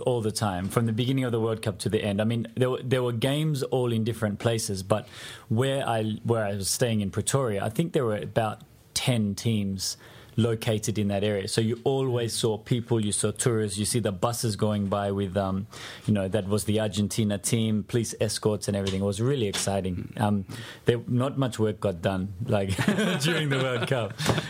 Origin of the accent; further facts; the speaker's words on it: Australia; But because I was over there as an Australian, we fortunately had the chance to meet the Australian team when they arrived and participate with them.